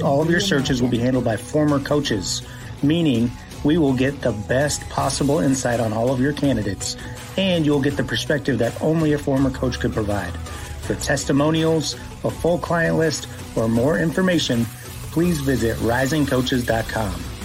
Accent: Columbia, South Carolina, United States; now in Oklahoma, United States; I'm originally from Columbia, South Carolina, um, born and raised.

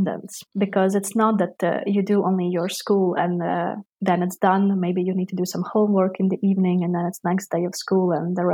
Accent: Latvia; now in Netherlands; I am from Latvia, from the small country, because there we have a really, really still big possibility to study different arts from an early age.

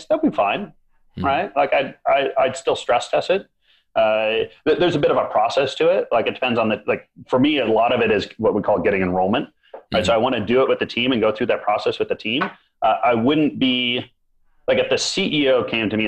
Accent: Minnesota, United States; I grew up in Minnesota

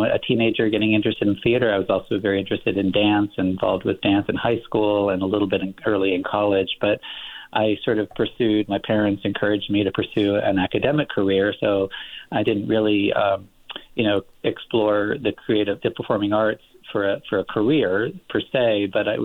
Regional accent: Los Angeles, California, United States; moved away as an adult; also born or lived in Texas / Massachusetts / Midwest; born and raised in Los Angeles in the San Fernando Valley

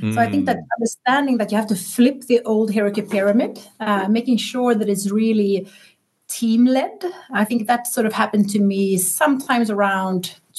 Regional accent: Sweden

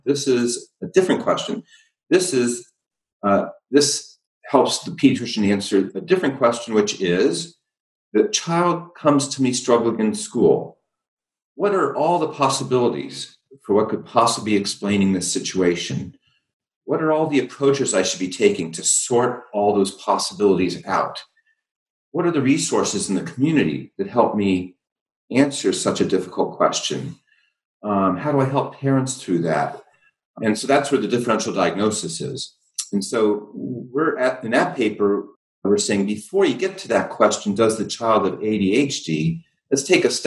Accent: Ohio, United States; half my family's in Texas and we grew up in Ohio.

